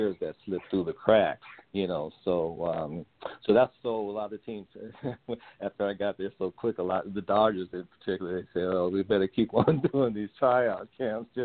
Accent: Oakland, California, United States; I'm from Oakland, California

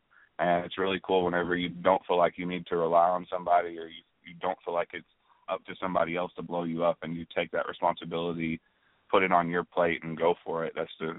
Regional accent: close to Paducah, Western Kentucky, United States; moved away as an adult; also born or lived in Florida; I'm from Western Kentucky, close to Paducah

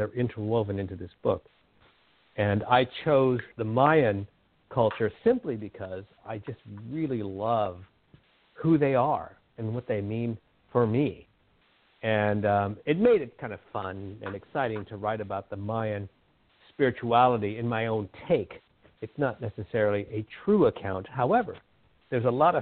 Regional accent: Southern California, United States; now in Whidbey Island, United States; I grew up in Southern California where it's all very homogenous

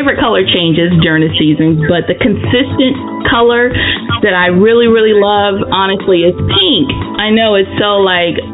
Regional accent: Anson County, North Carolina, United States; also born or lived in Charlotte, North Carolina / Maryland; I was born in Charlotte. I grew up in Maryland for like the first, 8 years of my life. And then I moved to the wonderful metropolis, Anson County, and I graduated from high school there, Anson County, North Carolina

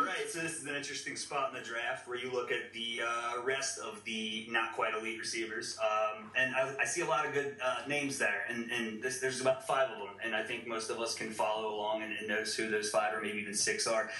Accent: Cincinnati, Ohio, United States; moved away as an adult; now in Louisville, United States; I'm actually from Cincinnati. I moved here for work uh, a couple years ago

